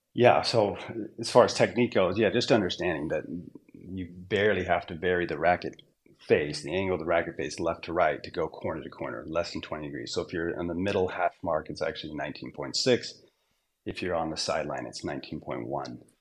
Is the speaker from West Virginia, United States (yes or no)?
no; Southern Utah, United States; also born or lived in Southern California / Orange County, California; When I was four years old, we moved to Southern Utah